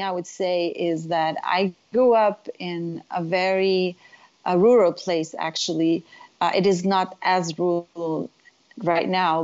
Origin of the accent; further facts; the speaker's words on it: Beit Jala, Bethlehem Governorate, Palestine; moved away; also born or lived in Jerusalem / North Carolina / California; I was born in Jerusalem, and I was raised in a little town called Beit Jala. It's in the Bethlehem district, so it's really Bethlehem